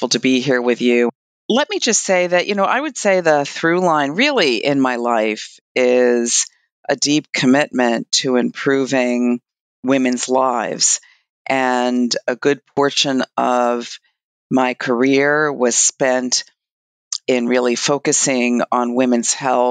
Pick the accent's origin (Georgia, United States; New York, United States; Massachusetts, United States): New York, United States; New York City; I'm from Brooklyn, New York